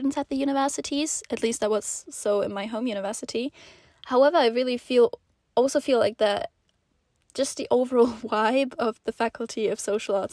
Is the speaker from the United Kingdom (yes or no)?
no; Switzerland; moved away as an adult; also born or lived in Netherlands; Swiss person